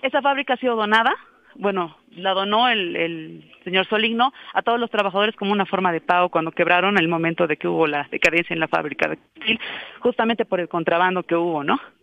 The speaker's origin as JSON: {"language": "Spanish", "region": "La Paz", "country": "Bolivia", "said": "como paseños y también como bolivianos"}